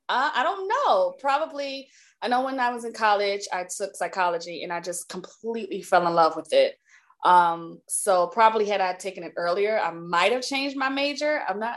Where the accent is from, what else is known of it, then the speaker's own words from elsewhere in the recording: New Jersey, United States; also born or lived in Maryland / West Coast; But as I got older, and when I moved to Maryland, so I'm originally from New Jersey.